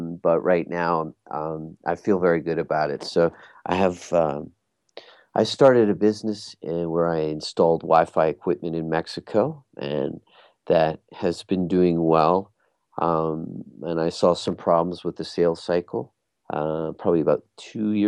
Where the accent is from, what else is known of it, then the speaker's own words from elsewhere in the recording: Bermuda; I come from Bermuda, and I was in Bermuda at the time.